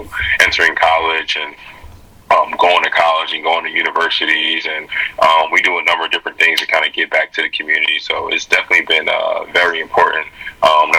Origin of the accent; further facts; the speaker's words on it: Sicklerville, New Jersey, United States; moved away; give back to my hometown, give back to my community